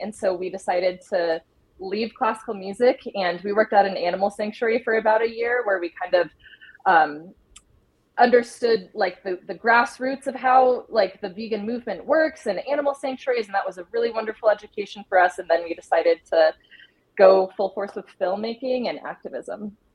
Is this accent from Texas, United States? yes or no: no; Idaho, United States; moved away as an adult; also born or lived in Colorado; I grew up in Idaho, and um, I recently was living in Colorado for the past seven years